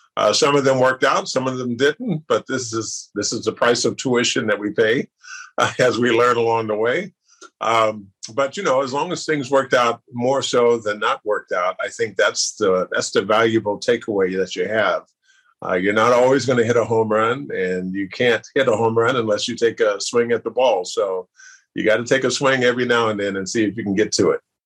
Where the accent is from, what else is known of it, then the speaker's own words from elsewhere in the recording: Sacramento, California, United States; I grew up in South Sacramento